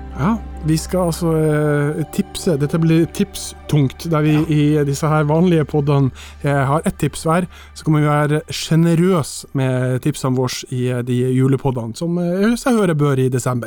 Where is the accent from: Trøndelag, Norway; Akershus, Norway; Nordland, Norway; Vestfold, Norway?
Nordland, Norway; Mo i Rana; i Mo i Rana, i min hjemby